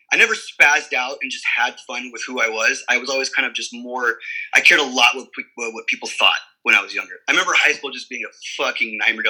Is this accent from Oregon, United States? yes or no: yes; Southern Oregon, United States; moved away as an adult; also born or lived in Reno, Nevada / California; was born in Reno, Nevada, and I had moved to Southern Oregon as a kid for like maybe 9 or 10 years. And I grew up on a farm